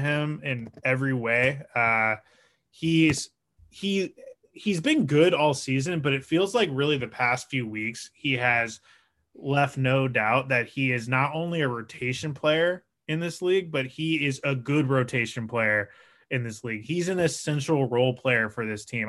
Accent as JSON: {"language": "English", "town": "Portland", "region": "Oregon", "country": "United States", "said": "I'm from Portland, Oregon."}